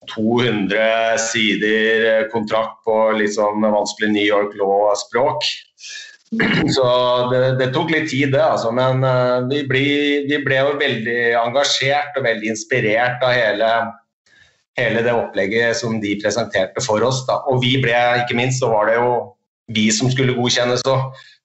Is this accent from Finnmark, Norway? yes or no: no; Hamar, Innlandet, Norway; Du, det er i Hamar. Det er der jeg kommer fra.